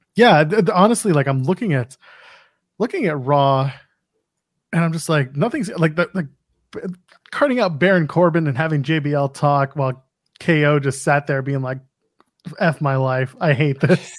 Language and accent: English; Canada; I'm a Canadian